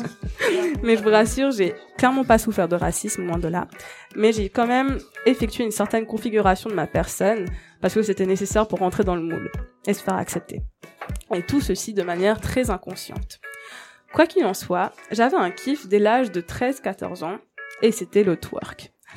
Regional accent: Mauritius; moved away; Je viens de l'île Maurice

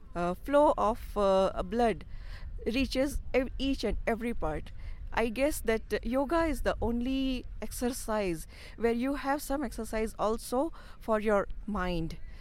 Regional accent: India; now in Switzerland; I, I grew up seeing in India.

